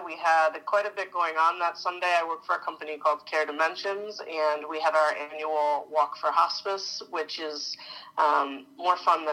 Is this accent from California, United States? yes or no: no; Poughkeepsie, New York, United States; also born or lived in Massachusetts; now in Boston, United States; I grew up in New York